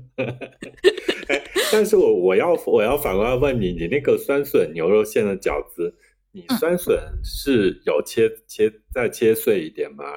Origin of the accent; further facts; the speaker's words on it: Kunming, Yunnan, China; 我们昆明人